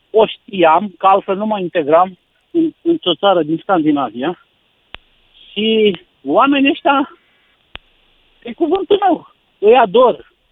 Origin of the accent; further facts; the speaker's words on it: Romania; ca român